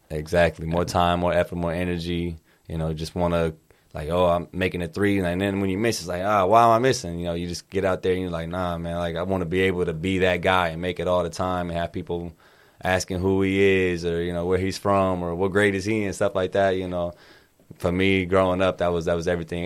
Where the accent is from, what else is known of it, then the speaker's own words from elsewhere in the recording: Kansas City, Missouri, United States; I grew up in Kansas City, Missouri and Kansas City, Kansas